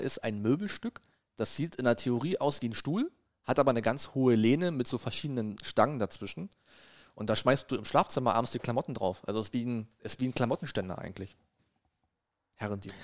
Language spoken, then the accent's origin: German; Brandenburg, Germany; moved away as an adult; now in Saxony, Germany; ich bin und bleibe Brandenburger